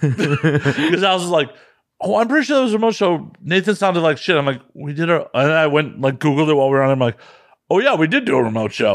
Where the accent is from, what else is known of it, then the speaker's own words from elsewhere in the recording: Midwest, United States; moved away as an adult; now in West Coast, United States; as a Midwesterner who used to drive east a bunch